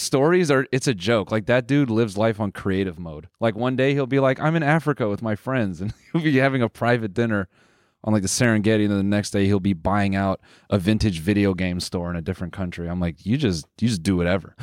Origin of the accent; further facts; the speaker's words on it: Canada; we're Canadian